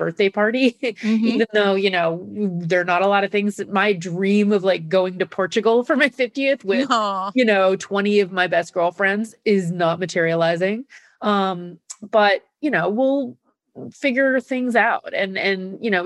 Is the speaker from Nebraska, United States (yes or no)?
yes; Nebraska, United States; now in New York, United States; I live in New York, but I'm from Nebraska